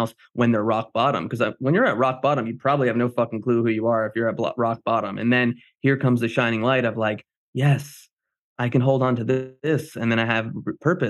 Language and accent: English; New Jersey, United States; I'm Jersey. I'm from New Jersey. I'm a Greek